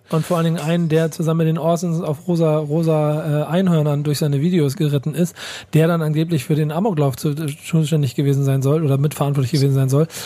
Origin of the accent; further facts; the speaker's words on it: Frankfurt, Hesse, Germany; Ich bin Frankfurterin aus Bahnhofsviertel